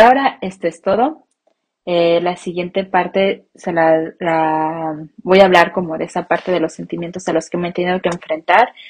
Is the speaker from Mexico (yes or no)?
yes; Mexico; first language Spanish; moved away as an adult; mi identidad como mexicana